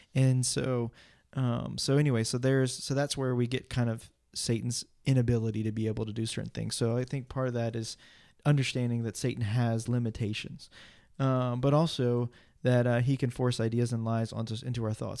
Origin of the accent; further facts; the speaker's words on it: United States; I'm an American